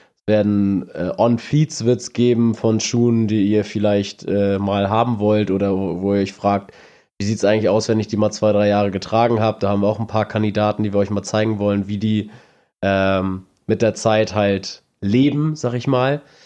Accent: Neumünster, Schleswig-Holstein, Germany; bei uns in Neumünster

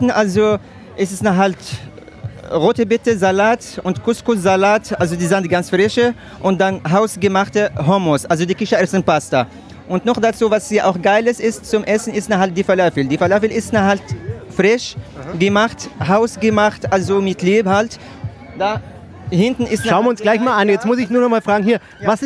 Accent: Marrakesh, Marrakesh-Safi, Morocco; Ich komme aus Marrakesch, ja genau.

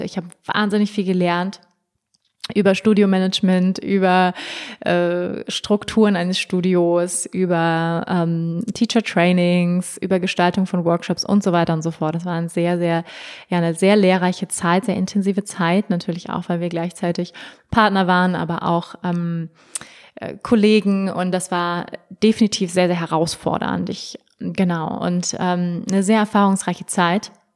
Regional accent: Hamburg, Germany; moved away; also born or lived in Bali / Berlin; ich komme aus Hamburg ursprünglich

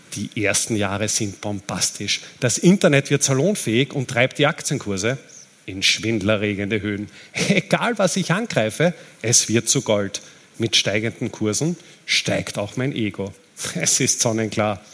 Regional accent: Austria; Als Österreicher

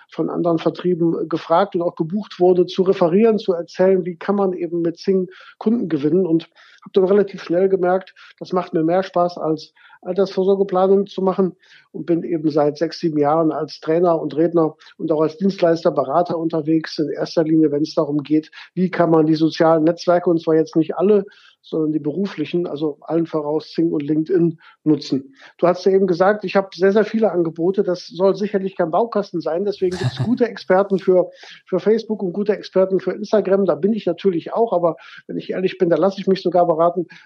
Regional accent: Gummersbach, North Rhine-Westphalia, Germany; now in Cologne, Germany; bin 1999, wie eben gesagt, nach Köln gekommen. Ich meine, ich komme aus Gummersbach, das ist nicht so weit her

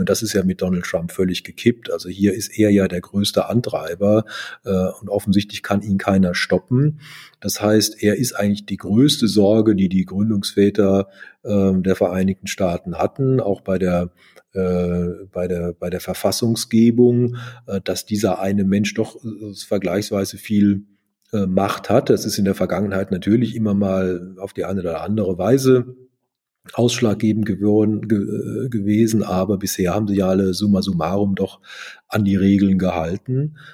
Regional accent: Germany; Ich war als Deutscher für ihn insofern auch interessant

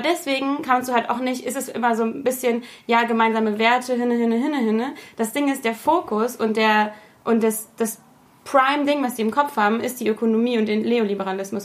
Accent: Germany; als Deutsche

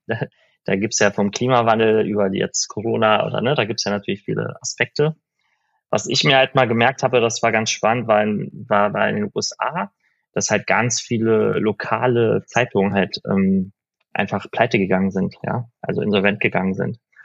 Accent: Berlin, Germany; also born or lived in Iran; in, in, in Berlin äh, bin ich dann aufgewachsen

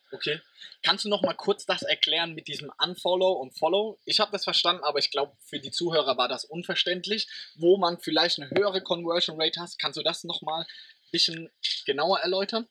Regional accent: Germany; meiner Heimat, weil die, oder aus Deutschland

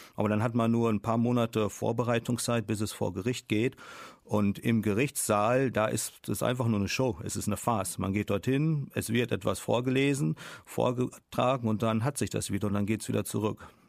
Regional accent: Germany; moved away as an adult; also born or lived in China; als Deutscher

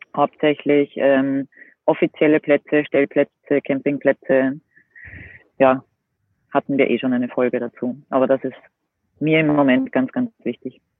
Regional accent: Austria; bei uns in Österreich

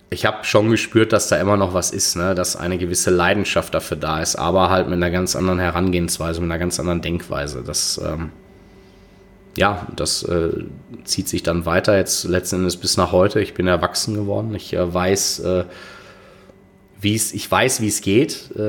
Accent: Dortmund, North Rhine-Westphalia, Germany; es ist meine Heimatstadt. Das äh, ich bin vor ein paar Jahren zurück nach Dortmund gekommen.

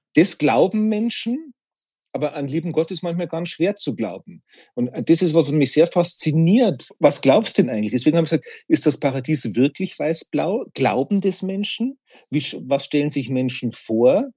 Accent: Bavaria, Germany; Ich bin in Bayern geboren und evangelisch

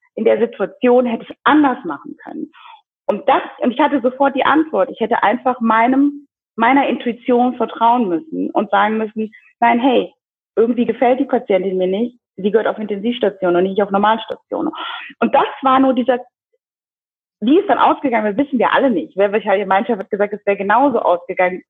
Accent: Germany; moved away as an adult; also born or lived in Kinshasa, Democratic Republic of the Congo; now in Zurich, Switzerland; bin in Deutschland aufgewachsen, dort zur Schule gegangen

